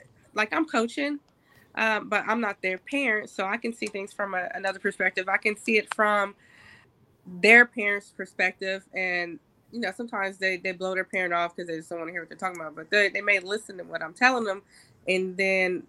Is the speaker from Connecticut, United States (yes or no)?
no; Columbus, Ohio, United States; I grew up in Columbus, so I can relate. I grew up, graduated from Columbus City Schools.